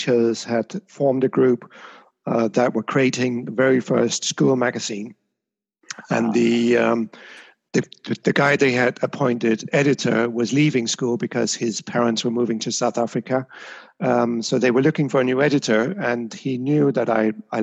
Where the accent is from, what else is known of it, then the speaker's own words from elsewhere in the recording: Denmark; now in Amsterdam, Netherlands; I grew up in Denmark.